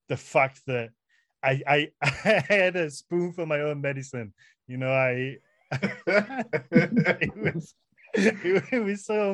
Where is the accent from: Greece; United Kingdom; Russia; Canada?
United Kingdom; first language English; as a British person, as an English speaker